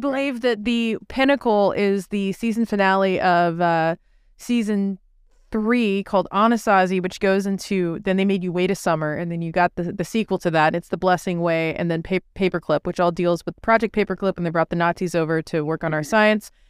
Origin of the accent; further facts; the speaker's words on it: Texas, United States; I grew up in Texas watching Alex Jones on Public Access